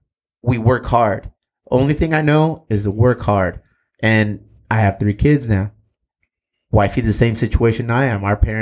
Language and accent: English; Chula Vista, California, United States; We're minority dads. We're minority business owners. Right. We're from Chula Vista.